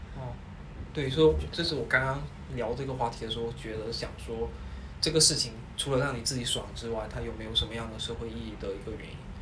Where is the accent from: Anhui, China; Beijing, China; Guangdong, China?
Guangdong, China; 因为我们都是潮汕人